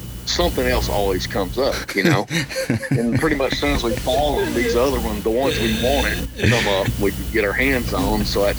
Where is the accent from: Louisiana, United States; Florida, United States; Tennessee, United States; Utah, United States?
Tennessee, United States; Nashville; Nashville's my kind of my hometown